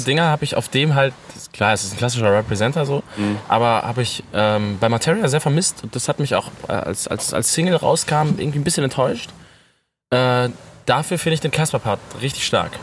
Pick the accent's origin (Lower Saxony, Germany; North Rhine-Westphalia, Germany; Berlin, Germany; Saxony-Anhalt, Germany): North Rhine-Westphalia, Germany; dass ich aus Ostwestfalen komme